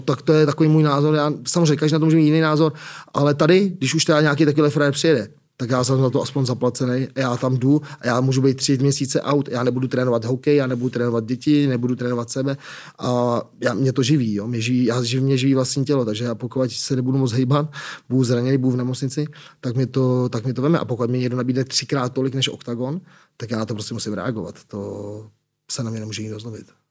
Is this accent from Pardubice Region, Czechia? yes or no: no; Prague, Czechia; Jsem z Prahy, jsem Pražák